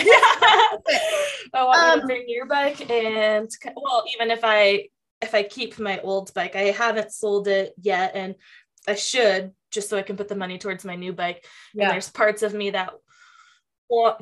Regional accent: Tacoma, Washington, United States; also born or lived in Lake Tahoe; now in Reno, United States; growing up in Tacoma and having the outdoors, like right there

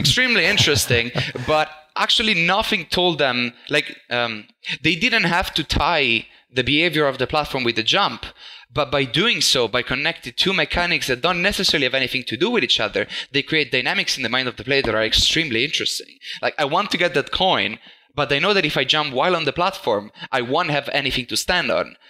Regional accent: Italy; moved away as an adult; also born or lived in Netherlands; I'm actually from Italy, but I've mm-hmm. moved to the Netherlands uh, four to five years ago

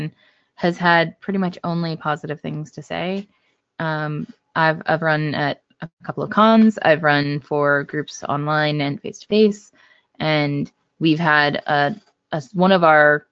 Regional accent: Brookville, United States; growing up in Brookville area, like where I spent a lot of my childhood

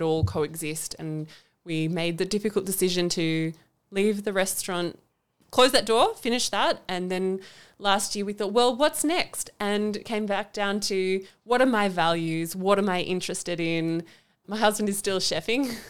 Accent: Canberra, Australian Capital Territory, Australia; I am from Canberra. I've was born in Canberra and I'm not planning to leave anytime soon

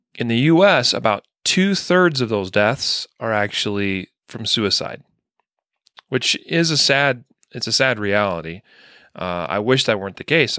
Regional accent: Idaho, United States; growing up in Idaho

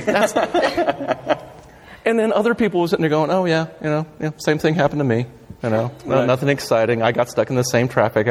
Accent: San Jose, California, United States; moved away as an adult; now in Los Angeles, United States; I was born and raised up in the Bay Area.

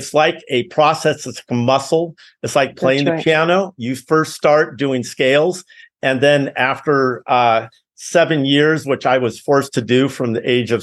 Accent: Los Altos, California, United States; also born or lived in Cupertino; I grew up in Los Altos, Cupertino

